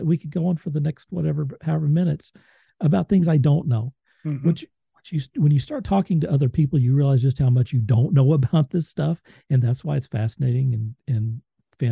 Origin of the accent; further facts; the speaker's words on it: Moore, Oklahoma, United States; I'm from Moore, Oklahoma